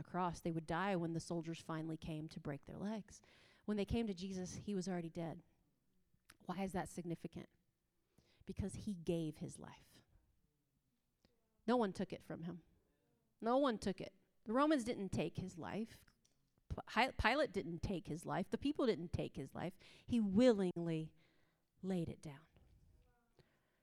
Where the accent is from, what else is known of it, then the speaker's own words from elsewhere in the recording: East Coast, United States; moved away; also born or lived in the West; I'm from the East Coast, and now I live in the West